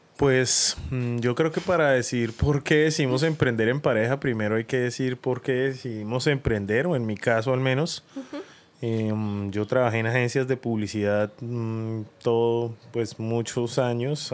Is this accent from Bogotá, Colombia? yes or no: no; Bucaramanga, Santander, Colombia; moved away as an adult; yo me fui de Bucaramanga cuando tenía 18 años y volví a los 35, 36 más o menos